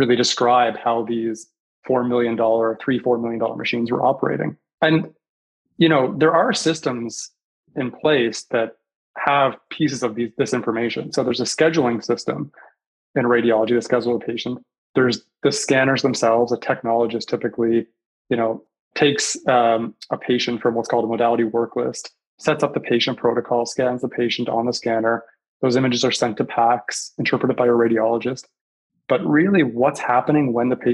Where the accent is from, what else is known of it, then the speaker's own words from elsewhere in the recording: Nova Scotia, Canada; moved away as an adult; also born or lived in Toronto, Canada / Detroit, United States / Chicago, United States / Boston, United States; now in San Diego, United States; I grew up in Nova Scotia, actually, in Eastern Canada. You can probably still hear it in my accent a little bit